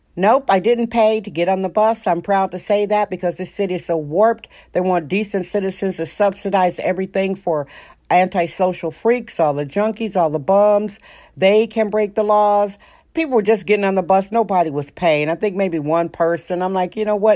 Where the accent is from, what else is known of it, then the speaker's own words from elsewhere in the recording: Milwaukee, Wisconsin, United States; now in San Francisco, United States; I'm from Milwaukee, Wisconsin originally